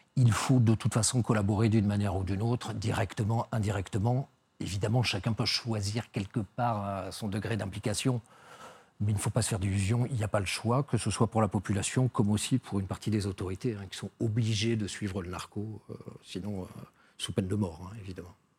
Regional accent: Mexico City, Mexico; Nous sommes de Mexico, nous, nous sommes venus ici pour la première fois il y a six ans.

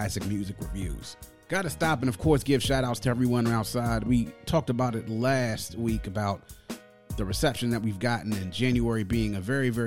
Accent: Washington, District of Columbia, United States; right here in my hometown, DC

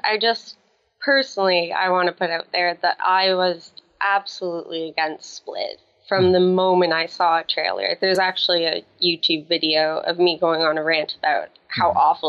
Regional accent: Atlantic Canada, Canada; I'm from Atlantic Canada. Very, very small city. More like a town. I think we kind of exaggerate ourselves a little bit. I am 23 years old.

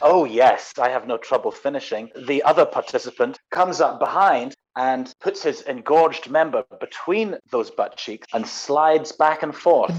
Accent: Scotland, United Kingdom; growing up in Scotland

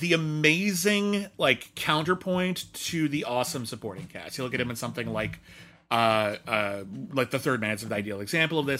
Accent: Pasadena, California, United States; my hometown of Pasadena

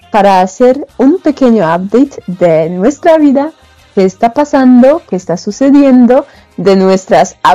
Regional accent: Poland; Spanish is a second language; now in Spain; Las dos somos de Polonia, pero nos conectamos de dos lados del mundo diferentes. Yo ahora estoy en Europa, España.

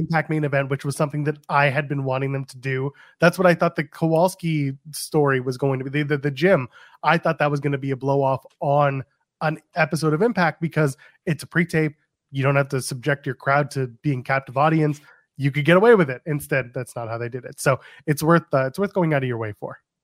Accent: Canada; I'm Canadian

